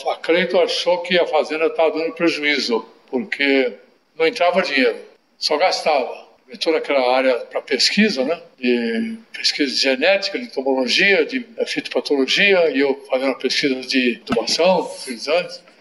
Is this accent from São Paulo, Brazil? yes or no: yes; Piracicaba, São Paulo, Brazil; also born or lived in Franca / Itararé / Sorocaba; Você é nasci em Franca. Franca. Mas não morei lá, morei em Sorocaba. Morei em Tararé três anos, depois Sorocaba quatro anos, com sete eu vim para Piracicaba.